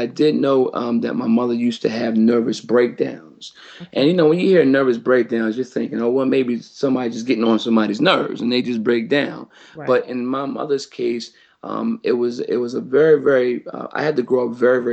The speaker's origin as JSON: {"language": "English", "town": "Wilmington", "region": "Delaware", "country": "United States", "tie": "born or raised there", "said": "I was born and raised in Wilmington, Delaware"}